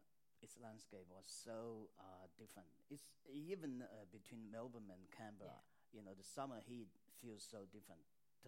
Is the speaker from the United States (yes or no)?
no; China; now in Australia; I grew up on the Yangtze. My early life was full of the Yangtze because I went swimming on a daily basis in summer.